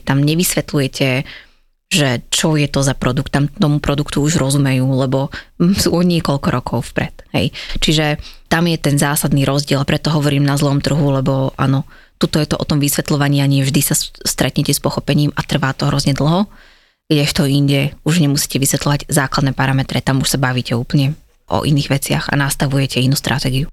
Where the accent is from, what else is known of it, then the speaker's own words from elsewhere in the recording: Žilina, Žilina Region, Slovakia; moved away as an adult; now in Bratislava, Slovakia; Ja som zo Žiliny pôvodne, čo je menšie mesto